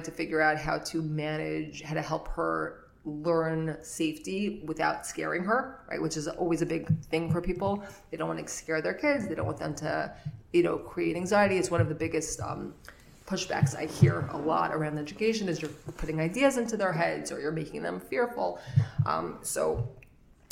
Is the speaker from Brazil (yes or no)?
no; New York City, New York, United States; I grew up in Flatbush, lived here my whole life